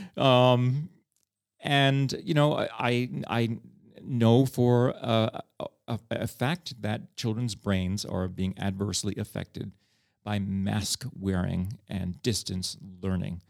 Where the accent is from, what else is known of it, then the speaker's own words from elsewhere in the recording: New York City, New York, United States; moved away as an adult; now in Prague, Czech Republic; I come from New York